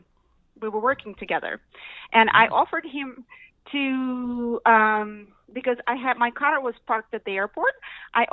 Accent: Russia; English is a second language; moved away; I'm from Russia originally.

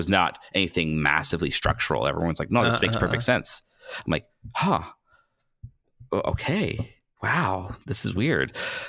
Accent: Canada; I still don't know what it means to actually be a Canadian.

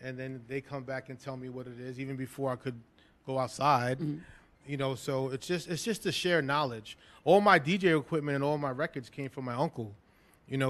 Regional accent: New York City, New York, United States; also born or lived in Flatbush, Brooklyn; I grew up in the Lower East Side, the majority of my living in Brooklyn

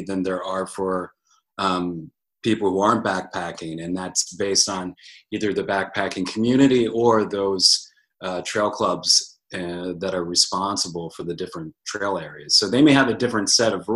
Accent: United States; now in Bend, United States; I'm originally from Franklin County, but I've called Bend, Oregon home for a couple years now.

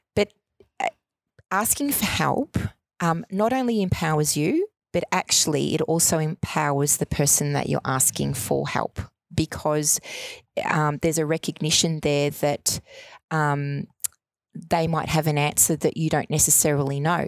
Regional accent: Melbourne, Victoria, Australia; I grew up in Altona Meadows in the 70s

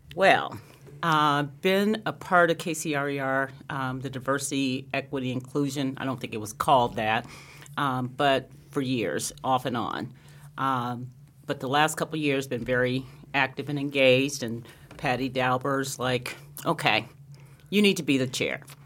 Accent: Anderson, Indiana, United States; moved away as an adult; also born or lived in Lansing, Michigan; growing up in Anderson, Indiana, a little town in Indiana, um, about thirty miles north of Indianapolis

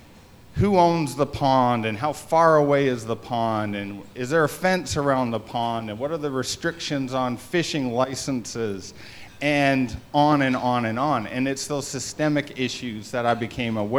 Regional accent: Canada; I grew up in Canada

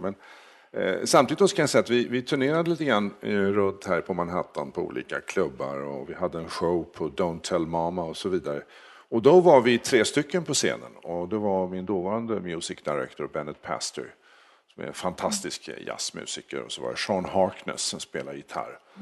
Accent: Sweden; moved away as an adult; now in United States; Jag, jag kommer härifrån.

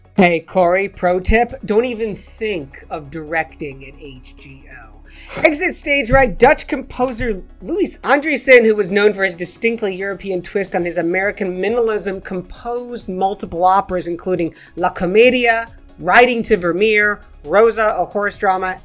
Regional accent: England, United Kingdom; I'm as English as the next man from England

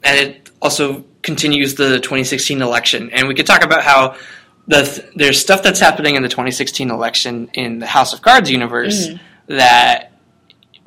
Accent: United States; I'm whitewashed American

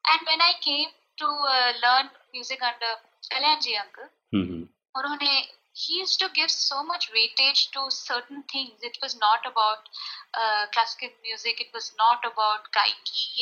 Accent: Rajasthan, India; moved away; also born or lived in Mumbai; मैं राजस्थान में बड़ी, अच्छा। बड़ी हुई हूँ अच्छा पली बड़ी हुई

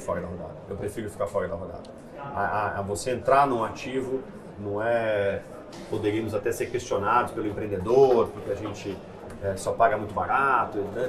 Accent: São José dos Campos, São Paulo, Brazil; also born or lived in Santa Rita do Passa Quatro; eu fui, de fato, com três anos de idade para São José dos Campos. Então, me sinto um joseense de, de coração mais do que nada. É, fiz toda a minha parte de colégio lá

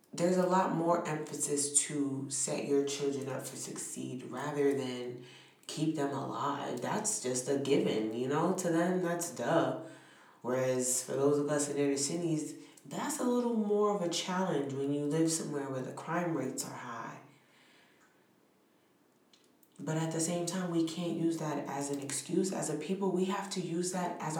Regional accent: New York City, New York, United States; I'm from New York City. I'm from Brooklyn

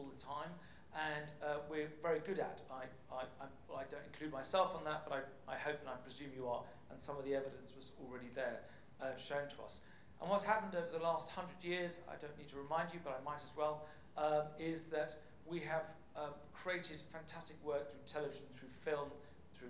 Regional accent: England, United Kingdom; accent: plummy; moved away as an adult; now in Copenhagen, Denmark; you can probably tell by my plummy tones that I'm from England. But I have been living in Denmark for 10 years now

